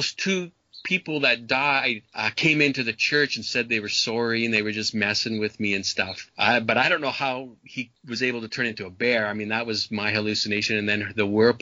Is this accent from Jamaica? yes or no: no; Canada; I was brought up in Canada